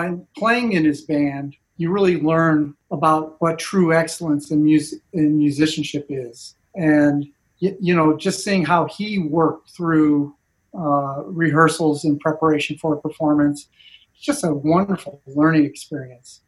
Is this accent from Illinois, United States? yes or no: yes; Calumet City, Illinois, United States; I'm from Calumet City, Illinois, a south suburb. Went to Thornridge High School.